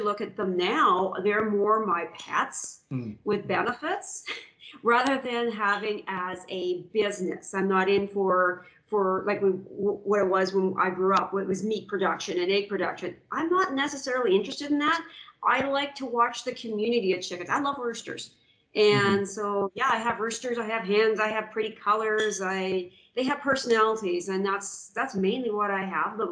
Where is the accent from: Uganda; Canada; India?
Canada; Saskatchewan; moved away as an adult; now in Alberta, Canada; I was raised on a poultry farm, actually. I'm from Saskatchewan, and I grew up on a mixed grain and poultry farm